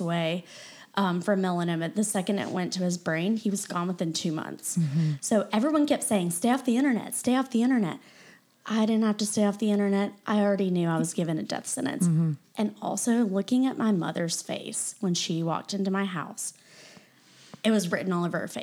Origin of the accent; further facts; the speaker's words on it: Greenville, South Carolina, United States; moved away as an adult; also born or lived in Clemson; now in Charleston, United States; Greenville's my hometown, but that's not, I haven't lived there in 13, you know, gosh, add on Clemson, you know, 20 years.